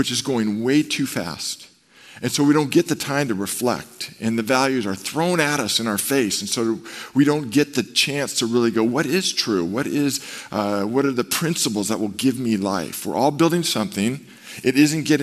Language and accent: English; Marin, California, United States; I grew up in Marin, and I spent, 24 years of my life in Marin total